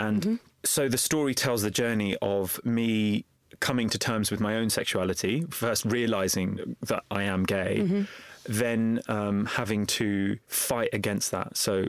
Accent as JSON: {"language": "English", "region": "London", "country": "United Kingdom", "tie": "born or raised there", "said": "The book opens with me as a young boy growing up in East London, in Walthamstow. I was raised in a council house and I was raised in a very religiously conservative family."}